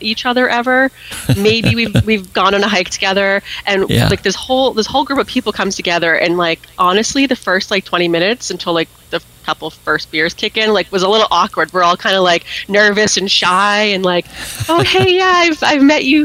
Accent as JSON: {"language": "English", "town": "Gilford", "region": "New Hampshire", "country": "United States", "tie": "born or raised there", "said": "I grew up in Guilford, New Hampshire"}